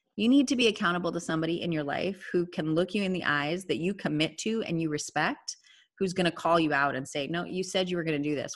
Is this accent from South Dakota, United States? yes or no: yes; South Dakota, United States; moved away as an adult; also born or lived in Minnesota; now in Austin, United States; So I was raised in South Dakota, and I married a Minnesotan.